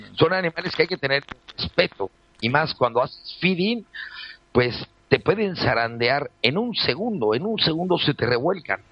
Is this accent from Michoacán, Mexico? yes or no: no; Mexico City, Mexico; moved away as an adult; now in Playa del Carmen, Mexico; soy natural del DF, de padre malagueño y madre asturiana.